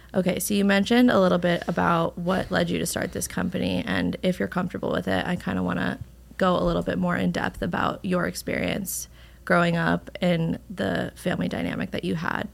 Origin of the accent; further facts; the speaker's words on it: Westchester, New York, United States; I'm from Westchester